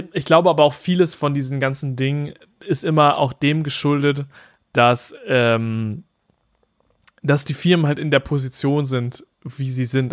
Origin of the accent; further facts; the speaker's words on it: Germany; bei uns in Deutschland